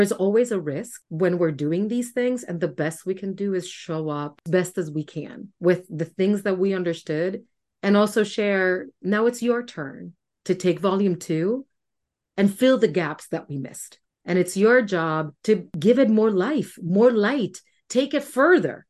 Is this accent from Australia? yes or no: no; Puerto Rico; moved away as an adult; now in Washington, D.C., United States; I grew up in Puerto Rico, being deathly afraid of who I was